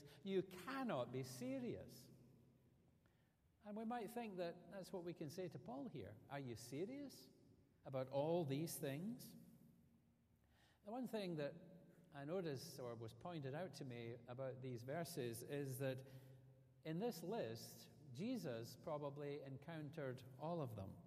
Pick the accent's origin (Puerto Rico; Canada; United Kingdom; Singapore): United Kingdom; Scotland; moved away as an adult; now in Alabama, United States; the difference between living in America and living in Scotland, even after 14 years of being here